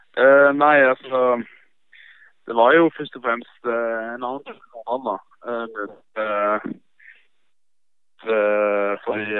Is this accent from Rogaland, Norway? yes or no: yes; Stavanger, Rogaland, Norway; moved away as an adult; now in Sogndal, Norway; hjemme i Stavanger